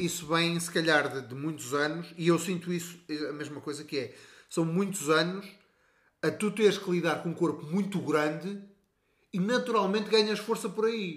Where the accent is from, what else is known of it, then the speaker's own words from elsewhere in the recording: Portugal; nós somos portugueses